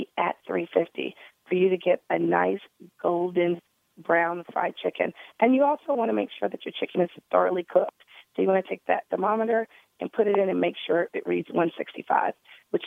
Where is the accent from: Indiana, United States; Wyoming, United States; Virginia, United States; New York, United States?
New York, United States; New York City; You're in my hometown